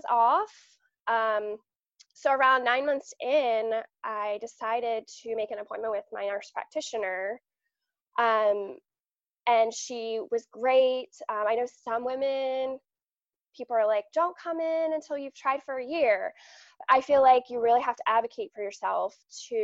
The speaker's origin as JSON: {"language": "English", "region": "Southern Maryland", "country": "United States", "said": "I'm from Southern Maryland, just about an hour and a half south of Washington, D.C."}